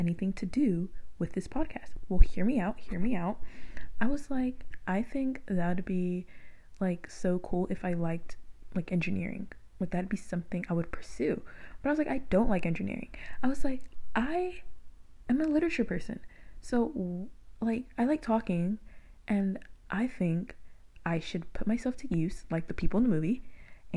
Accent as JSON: {"language": "English", "town": "Moreno Valley", "region": "California", "country": "United States", "tie": "born or raised there", "said": "I went to like middle school and elementary out in Moreno Valley"}